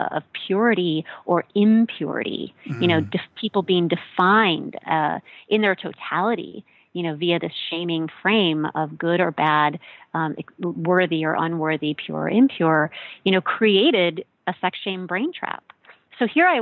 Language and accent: English; Midwest, United States; moved away; I grew up in the Midwest in a white American evangelical church